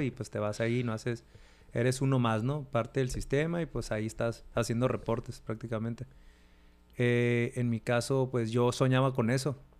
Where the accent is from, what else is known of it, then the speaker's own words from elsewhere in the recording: Mexicali, Baja California, Mexico; now in United States; Soy de, Mexicali, Baja California, la ciudad de los mejores tacos del mundo.